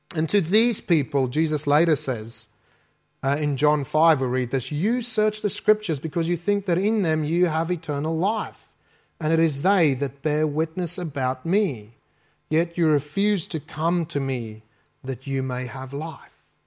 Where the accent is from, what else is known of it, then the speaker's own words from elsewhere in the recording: South Africa; accent: South African; moved away as an adult; my South African accent.